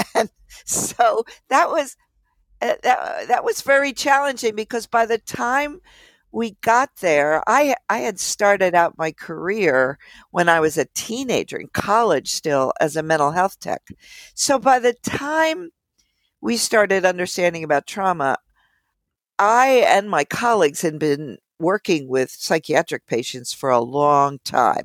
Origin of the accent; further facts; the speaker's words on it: Philadelphia, Pennsylvania, United States; I grew up in Philly